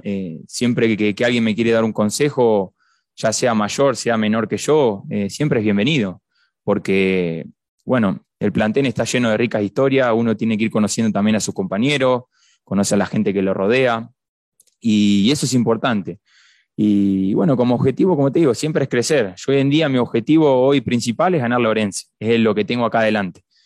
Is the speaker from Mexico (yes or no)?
no; Argentina; now in Cuenca, Ecuador; en mi país de, Argentina